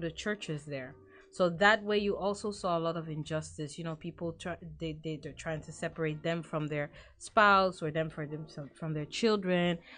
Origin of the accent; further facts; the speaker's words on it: The Hague, South Holland, Netherlands; I grew up in The Hague